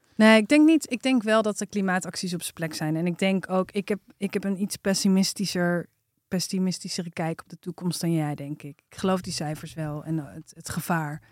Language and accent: Dutch; IJmond, North Holland, Netherlands; De Eimond, daar ben ik opgegroeid